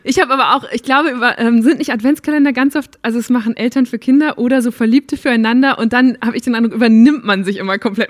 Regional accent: Münsterland, North Rhine-Westphalia, Germany; ich bin auch auf dem Land aufgewachsen

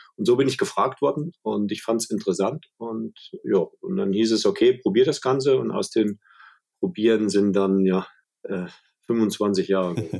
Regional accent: Schmalkalden, Thuringia, Germany; bei uns in meiner Heimatstadt, wo ich geboren wurde, in Schmalkalden

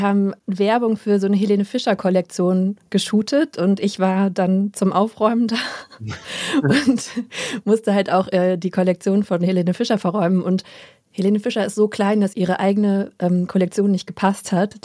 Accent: Hesse, Germany; wir sind doch beide in Hessen groß geworden

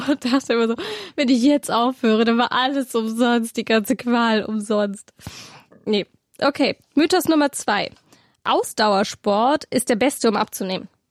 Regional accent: Swabia, Baden-Württemberg, Germany; ich komme ja aus Schwaben

